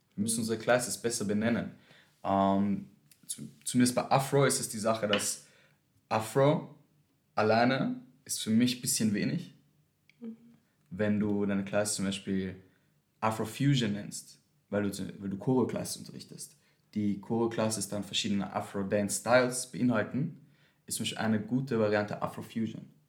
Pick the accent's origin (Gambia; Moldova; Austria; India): Austria; Vienna; Wien, ich bin in Wien aufgewachsen.